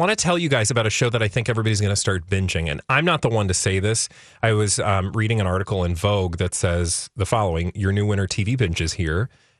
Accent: Midwest, United States; moved away; also born or lived in Texas; I grew up in the Midwest

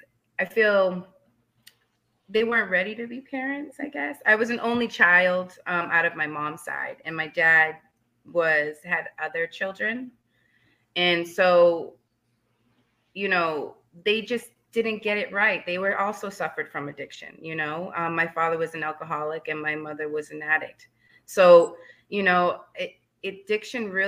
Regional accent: Leominster, Massachusetts, United States; also born or lived in Fitchburg, Massachusetts; I was born in Fitchburg, Massachusetts, and raised in Leominster

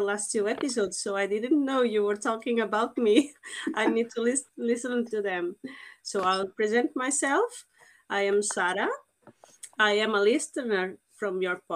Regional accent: Portugal; English is a second language; now in Andorra; I'm not English, I'm Portuguese.

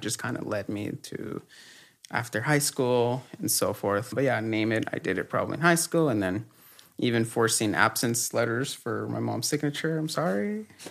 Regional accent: Los Angeles, California, United States; also born or lived in Mexico; I was born in Mexico and then we migrated to the U S when I was super young and grew up in Echo Park

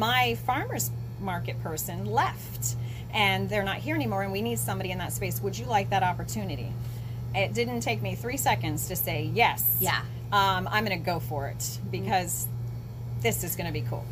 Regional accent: Florida, United States; moved away as an adult; also born or lived in Outer Banks, North Carolina / Morehead City, North Carolina; now in Atlantic Beach, United States; I grew up in Florida on the East Coast

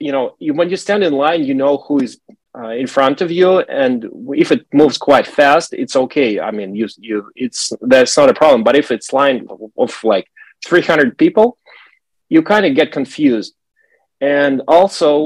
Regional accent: Russia; I'm from Russia, and I remember when I was a kid, it was 1980s

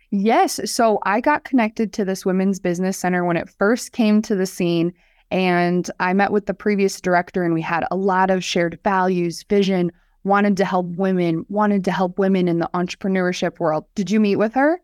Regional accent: Hartford, South Dakota, United States; I grew up right outside of Sioux Falls in Hartford, South Dakota.

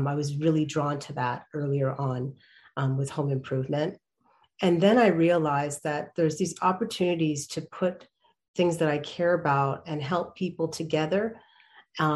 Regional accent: Canada; I was born in Canada and I started my interest in production over there

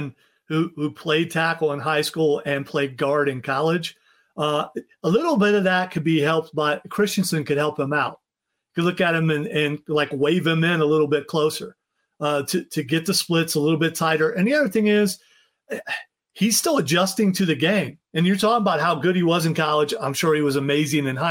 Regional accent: Ohio, United States; I'm from Ohio and Cleveland is dismal, which is why I'm glad I never lived there

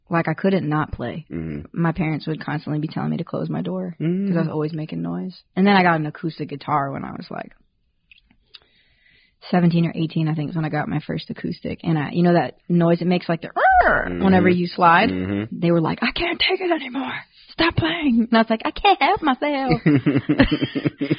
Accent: West Palm Beach, Florida, United States; moved away as an adult; also born or lived in Virginia; now in Charlotte, United States; I was born in Virginia, raised in West Palm. Came up to the Carolinas in 2016

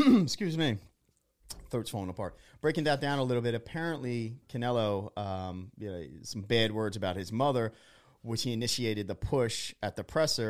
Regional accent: Philadelphia, Pennsylvania, United States; born or raised there

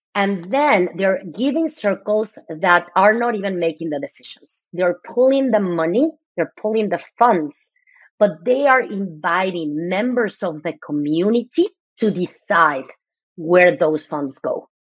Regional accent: Mexico City, Mexico; now in United States; I'm originally from Mexico City. I moved to the US 26 years ago. So I have been most of my life here.

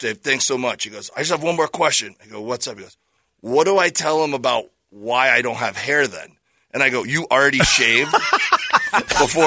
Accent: Florida, United States; moved away; I was from Florida

